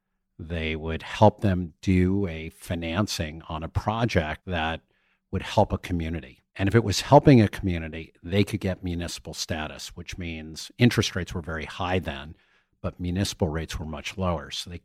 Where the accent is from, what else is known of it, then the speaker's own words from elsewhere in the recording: Somerset, New Jersey, United States; I grew up in Somerset, New Jersey, middle class area. It was a Levitt town with four different styles of homes.